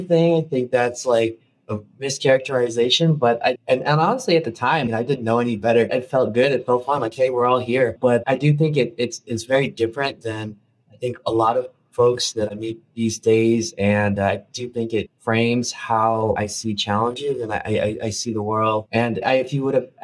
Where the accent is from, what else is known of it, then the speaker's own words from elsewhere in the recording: Chicago, Illinois, United States; I grew up in a undocumented immigrant Filipino family in Chicago